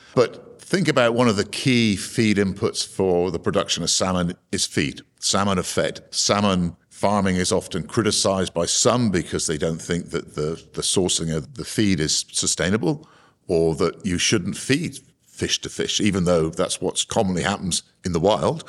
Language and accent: English; Cornwall, South West England, United Kingdom; I was born in Cornwall uh, in a seaside town that had a quite a vibrant fishing community at the time